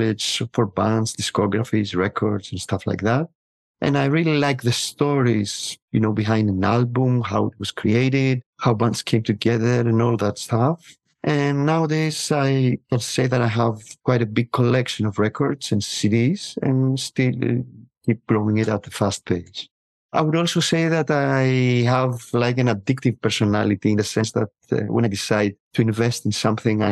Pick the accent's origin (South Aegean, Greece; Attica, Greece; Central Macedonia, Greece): Attica, Greece; Piraeus; moved away as an adult; also born or lived in Athens; I was born in 1975 in Athens, and I lived for many years in Piraeus.